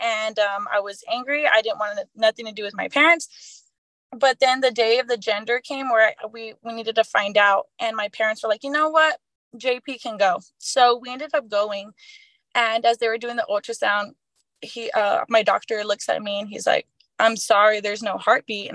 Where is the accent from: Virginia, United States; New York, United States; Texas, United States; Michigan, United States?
Texas, United States; Poteet; I grew up in Poteet, you know, where the Strawberry Festival is